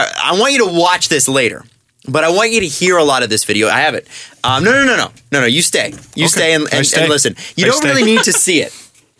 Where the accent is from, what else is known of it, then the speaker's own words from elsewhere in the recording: Toronto, Ontario, Canada; I grew up in Scarborough.